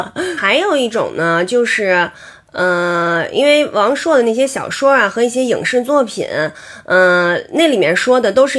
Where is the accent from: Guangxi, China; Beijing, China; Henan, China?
Beijing, China; accent: Beijing dialect; 我们打小在北京长大的哈，那我们说的话肯定就是北京话呀。